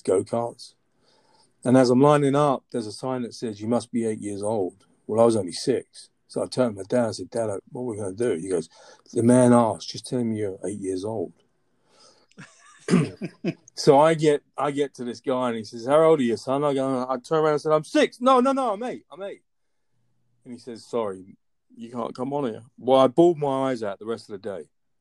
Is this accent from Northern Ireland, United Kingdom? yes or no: no; London, United Kingdom; moved away as an adult; also born or lived in Chicago / Washington, D.C. / Boston; now in Atlanta, United States; Born and raised in London, and I came to the U.S. in 2003